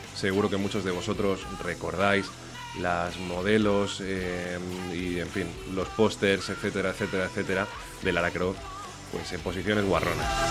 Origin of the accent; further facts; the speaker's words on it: Valencian Community, Spain; voy a tirar más para mi tierra. Entonces nos vamos a ir a Valencia